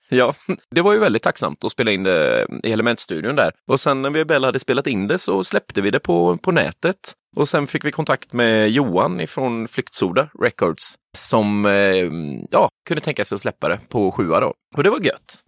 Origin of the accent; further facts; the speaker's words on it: Huskvarna, Jönköping County, Sweden; moved away; Jag är uppvuxen i eh, Huskvarna utanför Jönköping